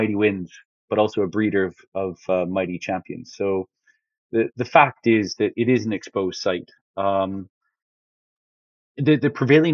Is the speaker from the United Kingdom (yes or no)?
no; Canada; moved away as an adult; growing up in Canada